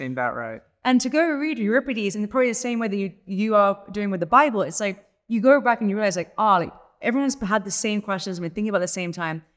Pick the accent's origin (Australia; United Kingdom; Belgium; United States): United Kingdom; England; I'm English